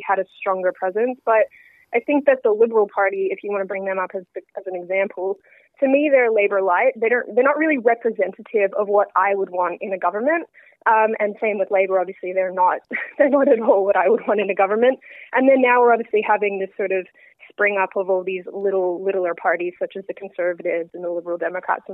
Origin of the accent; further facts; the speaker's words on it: Melbourne, Victoria, Australia; accent: bizarre hybrid accent; I was born here, but I do have an American citizenship as well. I grew up in Melbourne with a really awesome family